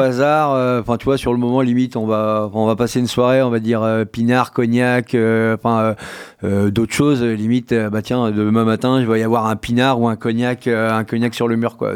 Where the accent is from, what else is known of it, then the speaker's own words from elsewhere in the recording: Poitiers, Nouvelle-Aquitaine, France; je suis né à Poitiers, cité d'urgence, enfin, la cité et compagnie.